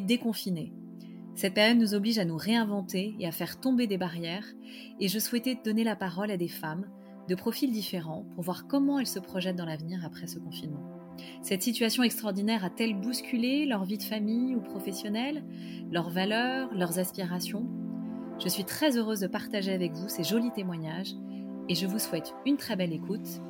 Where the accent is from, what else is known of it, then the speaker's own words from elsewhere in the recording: Paris, Île-de-France, France; je suis parisienne